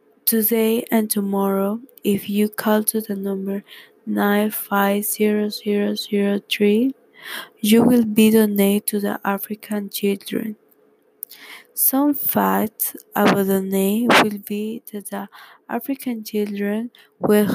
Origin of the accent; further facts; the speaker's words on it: Peru; English is a second language; now in California, United States; I am from Peru, but now I am living in the United States, California.